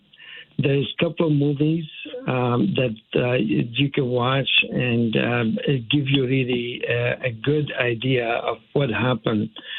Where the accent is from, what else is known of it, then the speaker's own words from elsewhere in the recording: Syria; moved away as an adult; now in United States; growing up in Syria, and that's one of the reasons why I actually decided to leave early on when I was 18 years old.